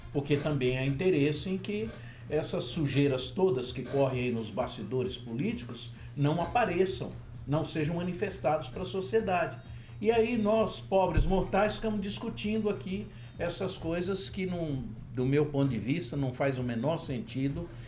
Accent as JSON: {"language": "Portuguese", "town": "Barbacena", "region": "Minas Gerais", "country": "Brazil", "tie": "born or raised there", "said": "Quando eu era criança lá em Babacena."}